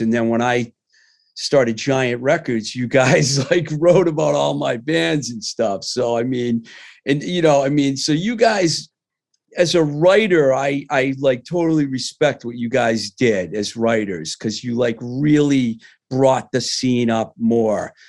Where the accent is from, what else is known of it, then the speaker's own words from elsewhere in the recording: Worcester, Massachusetts, United States; growing up in the Worcester, Mass area